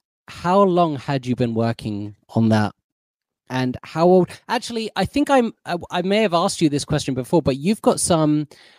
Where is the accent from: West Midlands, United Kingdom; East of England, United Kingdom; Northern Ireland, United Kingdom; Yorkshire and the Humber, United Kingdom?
East of England, United Kingdom; Bedford; John Oliver is from my hometown in Bedford. And I went to the same high school as John Oliver. I went to Mark Rutherford Upper School.